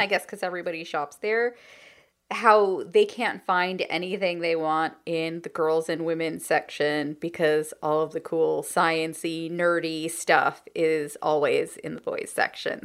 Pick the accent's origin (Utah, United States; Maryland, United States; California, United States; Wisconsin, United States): California, United States; as a Californian